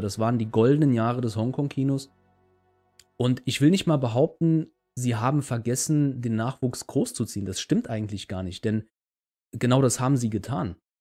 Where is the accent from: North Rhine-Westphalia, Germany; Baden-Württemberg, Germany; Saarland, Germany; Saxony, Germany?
Saarland, Germany; bei uns im Saarland